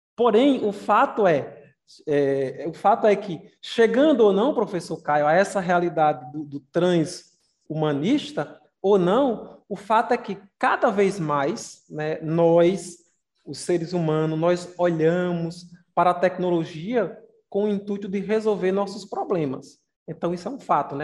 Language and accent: Portuguese; Campina Grande, Paraíba, Brazil; Campina Grande, eu sou de Campina Grande